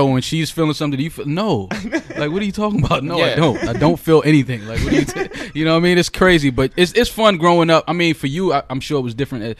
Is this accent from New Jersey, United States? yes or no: no; New York City, New York, United States; I grew up on Creston and Fordham